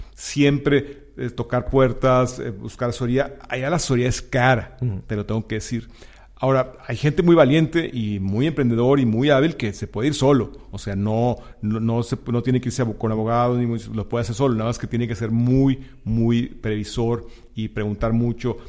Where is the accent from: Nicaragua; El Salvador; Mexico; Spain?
Mexico; also born or lived in McAllen; now in Houston, United States; somos mexicanos